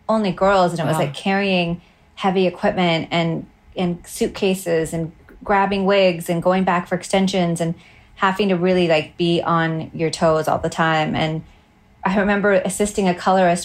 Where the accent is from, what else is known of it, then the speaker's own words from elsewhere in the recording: Utah, United States; moved away as an adult; also born or lived in Hawaii; now in Los Angeles, United States; I am originally from Hawaii in Utah. I moved to LA 20 years ago